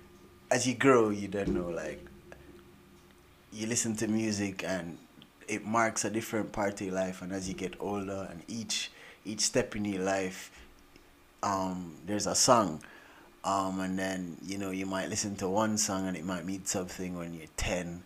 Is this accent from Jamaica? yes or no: yes; Jamaica; moved away; I grew up in Jamaica, apart from my brothers